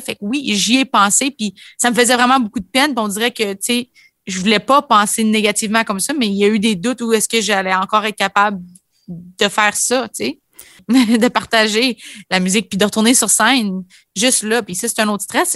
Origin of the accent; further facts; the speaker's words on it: Ontario, Canada; en tant que franc ontarien